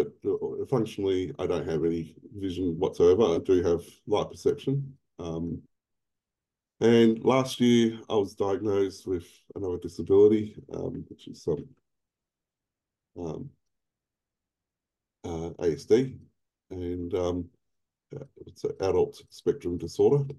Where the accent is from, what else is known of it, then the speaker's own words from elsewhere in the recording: Melbourne, Victoria, Australia; moved away as an adult; now in Queensland, Australia; I was born in Melbourne in the early 70s, and I lived in Victoria until about 21 years ago when I moved to Queensland.